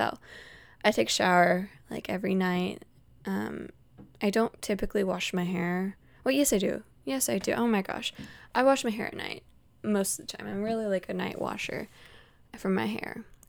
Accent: Utah, United States; born there; Some people don't know that I was born in Utah, and whenever I tell them I was born in Utah, they were like, oh my gosh, are you a Mormon?

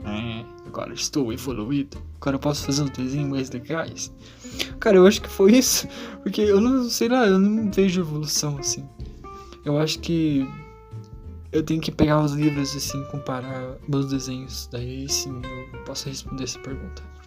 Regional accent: Rebouças, Paraná, Brazil; now in Irati, Brazil; eu sou natural de Rebouças, Paraná, mas estou morando atualmente em Irati, Paraná

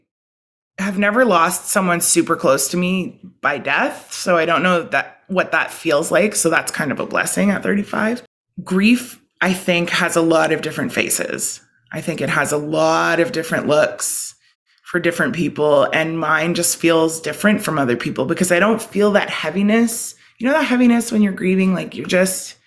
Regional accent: Ottawa, Ontario, Canada; also born or lived in Timmins; I was from Ottawa.

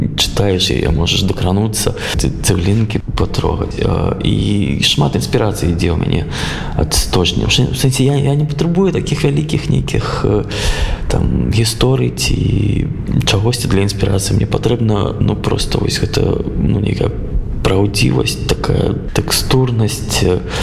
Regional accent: Belarus; moved away; also born or lived in Minsk; я зразумеў что я беларус

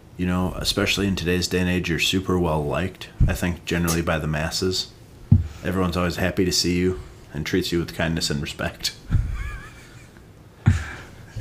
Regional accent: Sharon, United States; growing up in Sharon

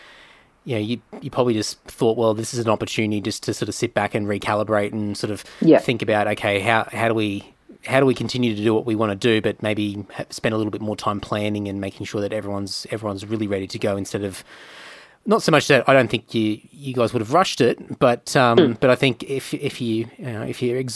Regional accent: Brisbane, Queensland, Australia; now in Sydney, Australia; I was sort of a little bit fresh to the Sydney scene, because I was from Brisbane originally

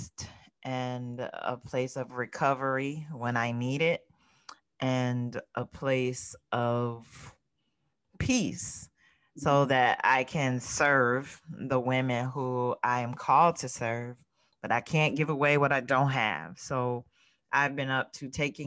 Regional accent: South Florida, United States; now in Mid-Atlantic, United States; I grew up in South Florida. However, I now live in the Mid-Atlantic

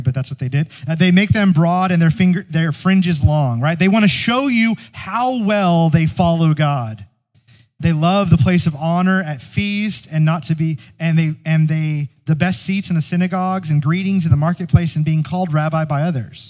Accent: United States; American Christians

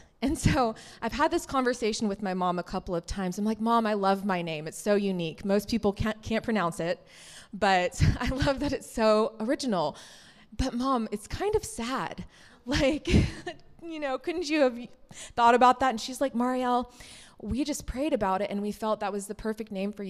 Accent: the South, United States; So like many of you, I grew up in this culture of the Bible Belt

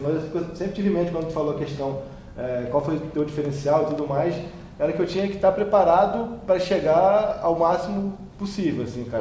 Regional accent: Campos dos Goytacazes, Rio de Janeiro, Brazil; moved away as an adult; minha origem sempre foi lá de Goitacazes

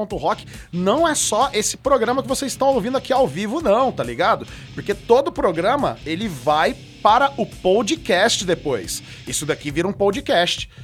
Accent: Franca, São Paulo, Brazil; aqui de Franca, cara, da minha cidade natal aqui, Franca Interior de São Paulo

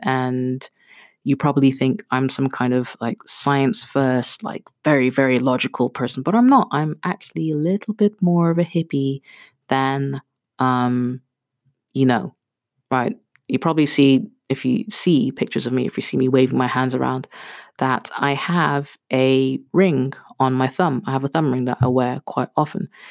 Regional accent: Kenya; I'm Kenyan

